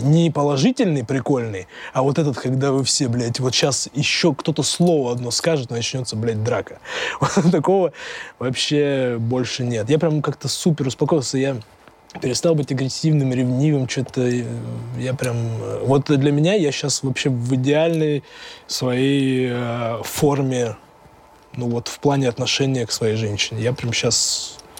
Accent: Tyumen, Tyumen Oblast, Russia; из моей братвы из Тюмени, с этого района

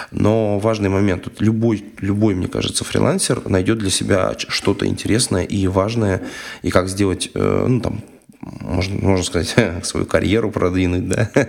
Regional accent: Ryazan Oblast, Russia; accent: Ryazan; английский прононс, не рязанский мой акцент

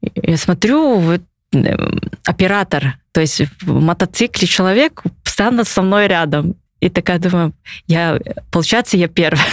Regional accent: Yakutia, Sakha Republic, Russia; я прям это хочу, чтобы в родном городе, в республике этот вид спорта развивался

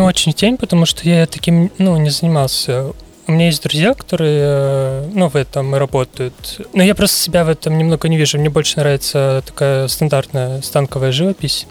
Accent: Ussuriysk, Primorsky Krai, Russia; also born or lived in Vladivostok; я родился в Уссурийске, отучился в Приморском Кривом э, художественном училище

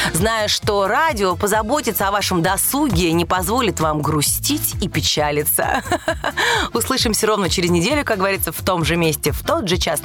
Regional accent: Moscow, Russia; родилась в Москве

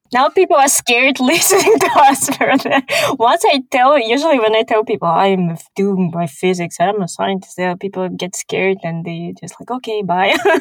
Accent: Kazakhstan; English is a second language; also born or lived in Houston, Texas, United States / Switzerland; I'm from Kazakhstan

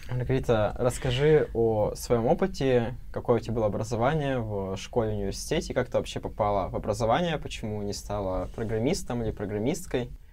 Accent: Kurgan, Kurgan Oblast, Russia; я из Кургана

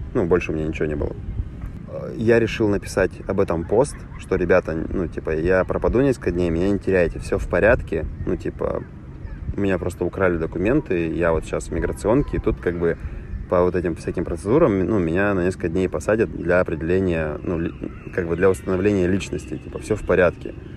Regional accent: Russia; я из России

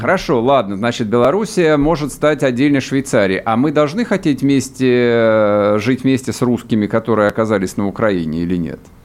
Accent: Russia; мы русские люди

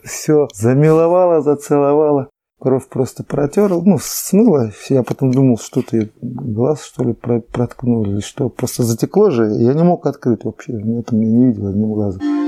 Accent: Neshkan, Chukotka Autonomous Okrug, Russia; also born or lived in Lorino; Я родился в Лорине, в Тихом океане, угу. а вырос в Нешкане

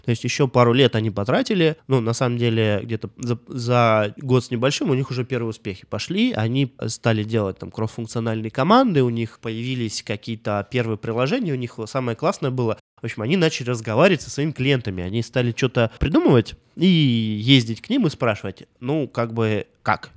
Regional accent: Russia; мой родной город Томск всего 300 лет существует

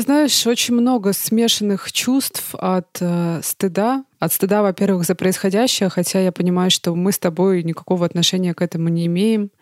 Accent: Russia; now in Germany; я из России

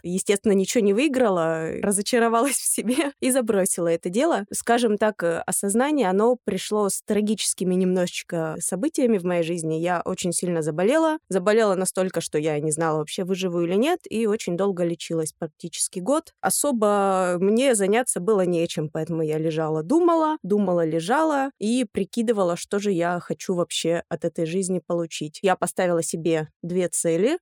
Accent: Yekaterinburg, Sverdlovsk Oblast, Russia; moved away as an adult; also born or lived in Verkhnyaya Pyshma; now in Moscow, Russia; я родом из Верхней Пышмы, если быть точным. Жила я в Екатеринбурге, училась в Екатеринбурге и прожила там, собственно, до двадцати лет

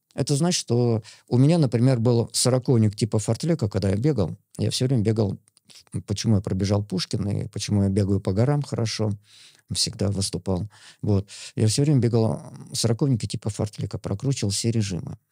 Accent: Yemelyanovo, Smolensk Oblast, Russia; moved away; я родился на Смоленщине, такой глухой деревушке Емельяново называется

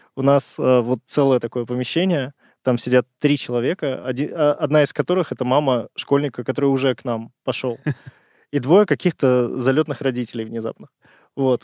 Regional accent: Saint Petersburg, Russia; moved away as an adult; now in Moscow, Russia; Я изначально из Питера. Вот, полтора года назад перебрался в Москву

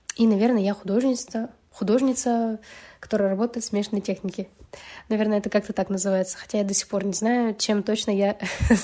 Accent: Yekaterinburg, Sverdlovsk Oblast, Russia; я художница из Екатеринбурга

